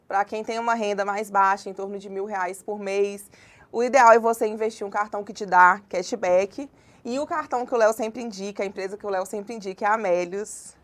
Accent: Congonhas, Minas Gerais, Brazil; also born or lived in João Monlevade / Mariana; now in Belo Horizonte, Brazil; Na verdade, eu nasci em João Molevade, mas eu cresci em Congonhas, que é uma cidade também no interior de Minas, uma cidade histórica.

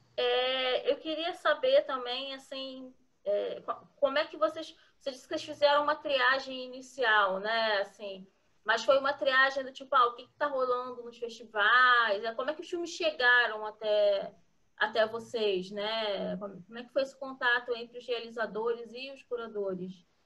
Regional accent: Rio de Janeiro, Brazil; eu sou carioca, eu nasci na cidade do Rio mesmo

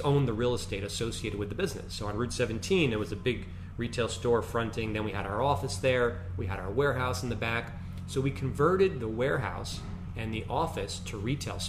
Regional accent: Clifton, New Jersey, United States; we grew up in Clifton

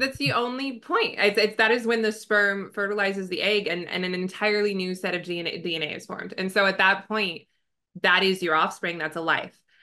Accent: Southern California, United States; born and raised in Southern California

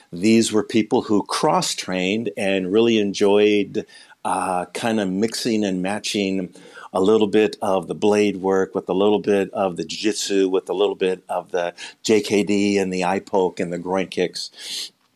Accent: Midwest, United States; born and raised in the Midwest

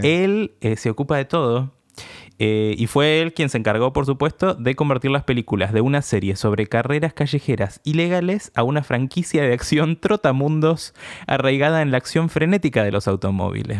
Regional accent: Argentina; nosotros que somos de Argentina

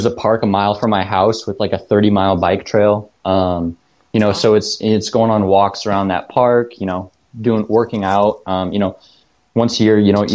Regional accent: Bryan, Ohio, United States; also born or lived in Tiffin, Ohio; I'm originally from Bryan, Ohio

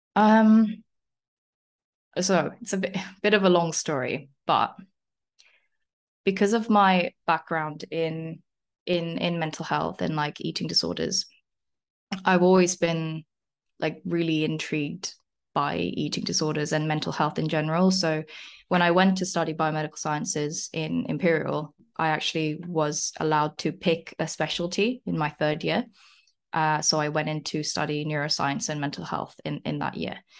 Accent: South Korea; now in London, United Kingdom; I'm originally from South Korea. Uh, I came to England, like, eleven years ago now

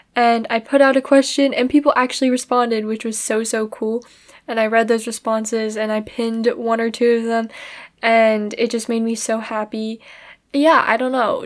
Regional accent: United States; I'm Chinese American

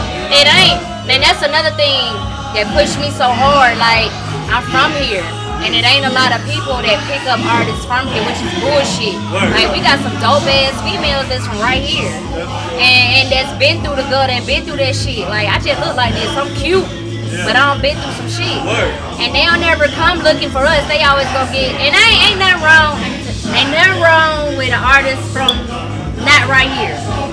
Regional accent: Atlanta, Georgia, United States; I'm from right here. I'm from Atlanta, Georgia, Zone 6. Yeah. Gresham Road, Rockcliffe Road.

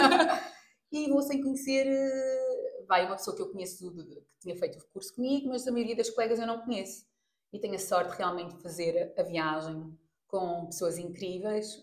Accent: Portugal; also born or lived in Mozambique; Eu nasci em Moçambique, aos dois meses vim para Portugal

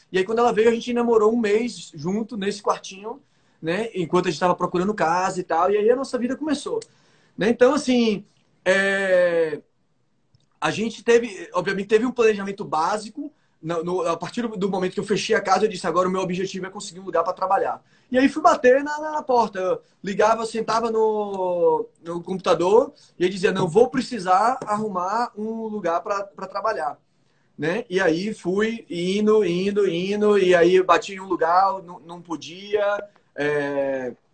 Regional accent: Bahia, Brazil; moved away as an adult; now in Miami, United States; eu sou da Bahia. Aí ele já respondeu em, em português para mim, você é baiano? Eu disse, pô, sou baiano.

